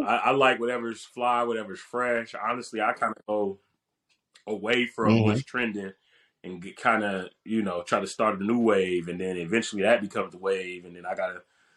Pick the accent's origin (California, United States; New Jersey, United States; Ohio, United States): Ohio, United States; Dayton; moved away; I'm going back home. I'm from Dayton, Ohio. I went back home.